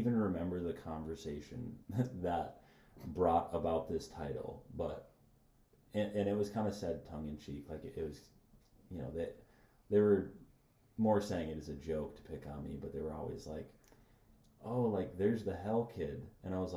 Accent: United States; We are American Christians, not Christian Americans

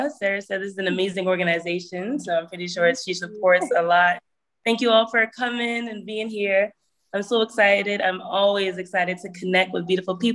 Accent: Hamilton, Ontario, Canada; born there; also born or lived in Toronto / Burlington / Brampton / Mississauga; I was born Hamilton, moved to Toronto. I lived in Burlington as well, Brampton, Mississauga.

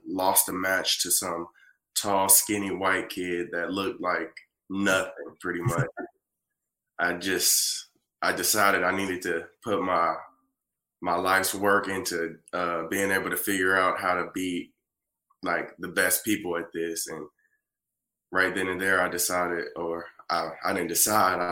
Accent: Muskogee, Oklahoma, United States; I'm from Muskogee, a little town in Oklahoma

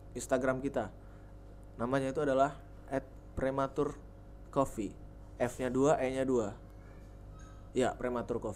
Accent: Padang, West Sumatra, Indonesia; panggil gua Padang karena gua dari Padang.

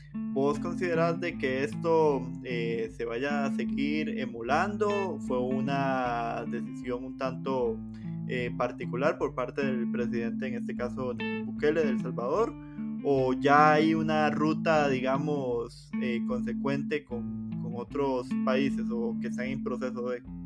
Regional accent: Costa Rica; como costarricenses

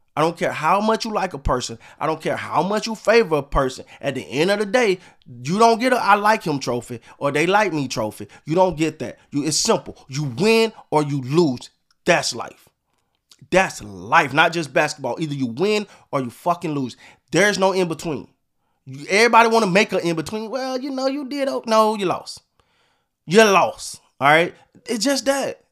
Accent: Florida, United States; I'm from Florida

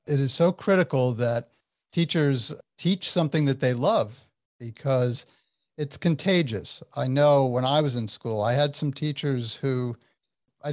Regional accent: New Jersey, United States; You're a fellow Jerseyan

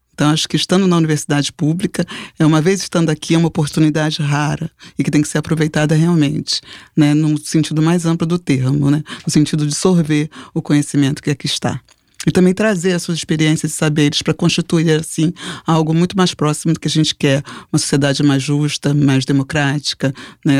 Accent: Rio de Janeiro, Brazil; eu nasci na Ilha do Governador, então é, minha família é da Ilha do Governador. Eu morava naquela época na casa dos meus pais

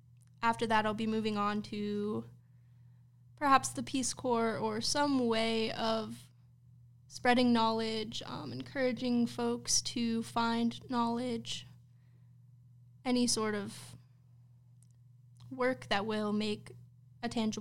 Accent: Tarpon Springs, Florida, United States; born there; I was born in Tarpon Springs, Florida, and then I've been moving around most of my life

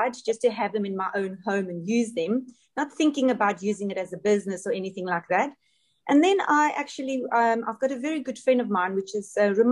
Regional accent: Johannesburg, Gauteng, South Africa; moved away as an adult; now in Dubai, United Arab Emirates; I'm also from South Africa, Johannesburg. I've been living in Dubai for almost 15 years

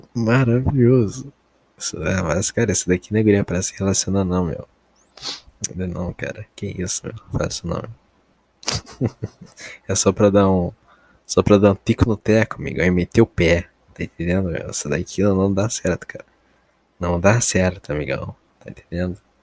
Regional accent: Brazil; eu como brasileiro

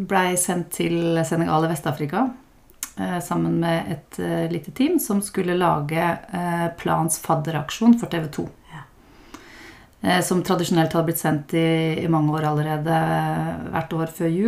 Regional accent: Hole, Buskerud, Norway; jeg vokste opp eh, ved Tyrfjorden

